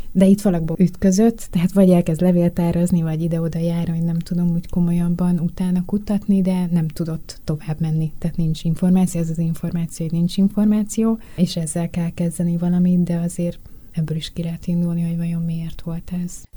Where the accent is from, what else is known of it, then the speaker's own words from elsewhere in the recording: Budapest, Hungary; én a tizenkettedik kerületben nőttem föl